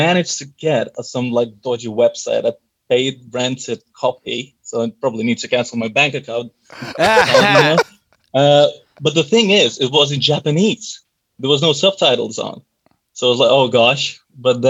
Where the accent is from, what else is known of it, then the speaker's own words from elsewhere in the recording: Lithuania; now in London, United Kingdom; I'm originally from Lithuania, but I live in London. I've been living here for a while now